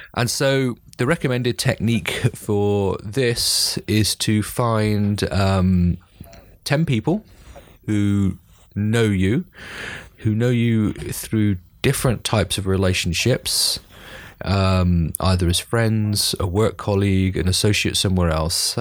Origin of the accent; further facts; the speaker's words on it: United Kingdom; as a Brit